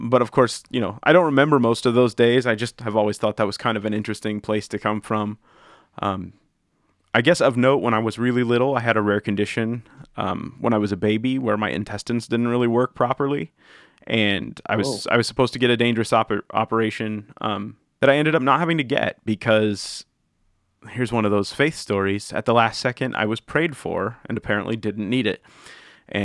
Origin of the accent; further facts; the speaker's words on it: Southern California, United States; now in Nashville, United States; I'm from California. I live in Nashville now, but I originally am from California, Southern California